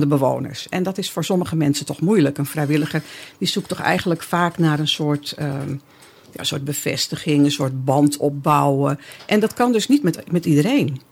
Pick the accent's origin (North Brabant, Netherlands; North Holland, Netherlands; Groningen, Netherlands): North Holland, Netherlands; Amsterdam; ik kom uit Amsterdam.